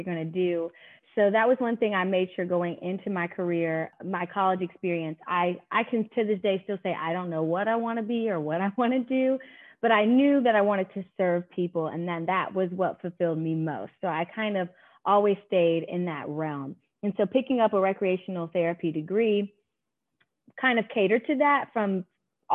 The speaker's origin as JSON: {"language": "English", "town": "Durham", "region": "North Carolina", "country": "United States", "tie": "born or raised there", "said": "I'm born and raised in Durham."}